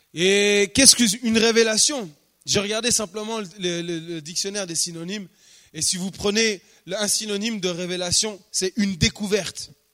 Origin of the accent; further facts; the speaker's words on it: France; Chez nous, en France